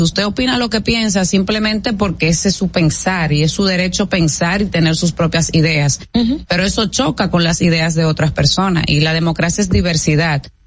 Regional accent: Dominican Republic

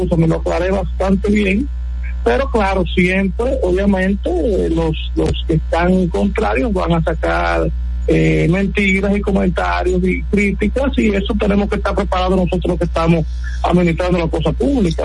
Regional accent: Sabana de la Mar, Hato Mayor, Dominican Republic; moved away; que somos de los campos, como me incluyo, yo vengo de Sabana de la Mar, y nos hemos ido

